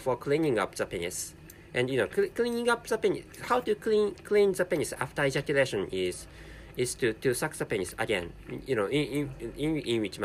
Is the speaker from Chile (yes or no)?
no; Japan; first language Japanese; English is a second language; my mother tongue is Japanese, and so this is a non-native language, and I can't speak English natively